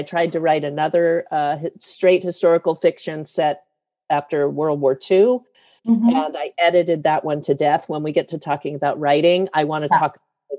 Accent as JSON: {"language": "English", "town": "Denver", "region": "Colorado", "country": "United States", "tie": "born there", "said": "And I was born in Denver"}